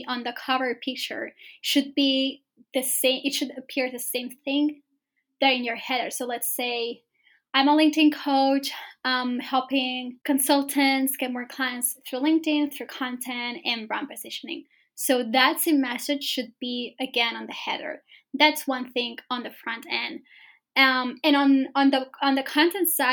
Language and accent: English; Spain; moved away as an adult; now in London, United Kingdom; moved to London, because I'm from Spain, right? So I moved to London to start my business